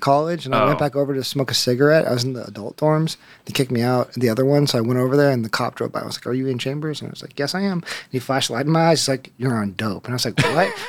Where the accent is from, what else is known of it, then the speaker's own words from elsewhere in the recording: Los Angeles, California, United States; I'm not from here. I'm from Los Angeles.